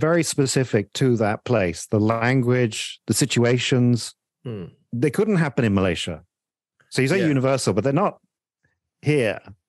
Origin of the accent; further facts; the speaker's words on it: United Kingdom; I'm not from Northern Ireland. I grew up in Britain, sure.